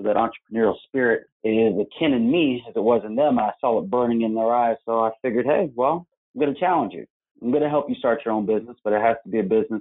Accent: Orlando, Florida, United States; moved away as an adult; also born or lived in Georgia / Winston-Salem, North Carolina; I was born and raised here in Orlando, Florida

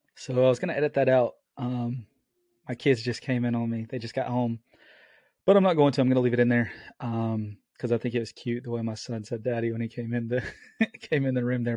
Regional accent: the South, United States; We're from the South

